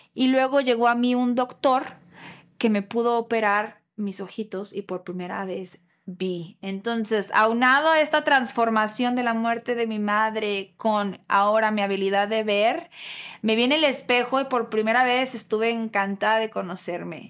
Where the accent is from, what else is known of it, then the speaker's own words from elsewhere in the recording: Guadalajara, Jalisco, Mexico; Yo nací y crecí en Guadalajara